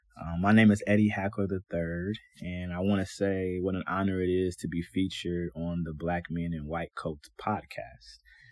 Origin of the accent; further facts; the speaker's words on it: Cleveland, Ohio, United States; I was born and raised here in Cleveland, Ohio, and I'm the oldest of all my siblings.